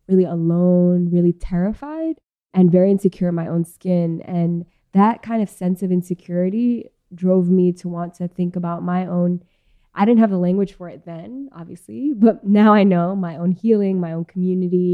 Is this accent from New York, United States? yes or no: yes; New York City, New York, United States; I was born and raised in Queens, New York